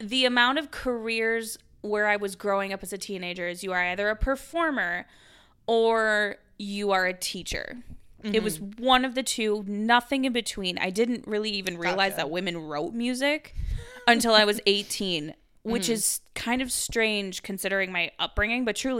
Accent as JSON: {"language": "English", "region": "Wisconsin", "country": "United States", "tie": "born or raised there", "said": "Or a sustainable living when I was growing up in Wisconsin."}